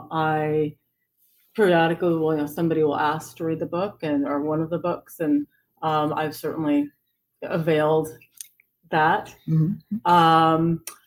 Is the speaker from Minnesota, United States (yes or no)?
no; San Francisco, California, United States; When I told them I was from San Francisco, their eyes just lit up. And, you know, growing up, my mother would tell me, you're from someplace very special.